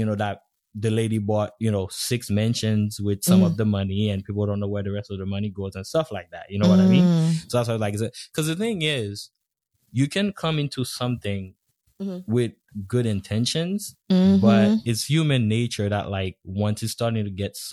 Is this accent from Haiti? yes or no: yes; Haiti; moved away; growing up in Haiti, being in like an all black environment country